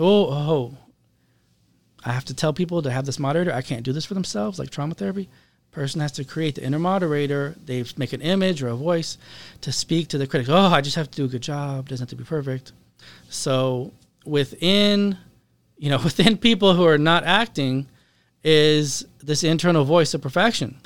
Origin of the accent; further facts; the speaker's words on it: Seattle, Washington, United States; I grew up in Seattle, Washington